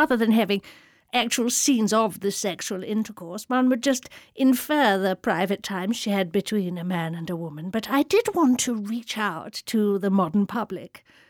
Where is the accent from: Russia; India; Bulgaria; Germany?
India; it was a wonderful time, actually, growing up in India. I was absolutely free in those days, you know. Really, you could just... Well, it was so safe in India.